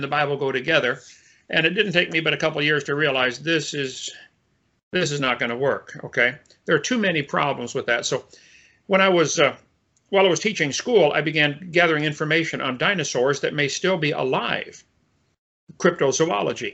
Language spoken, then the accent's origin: English; Illinois, United States; I was raised in Illinois in a family of engineers and teachers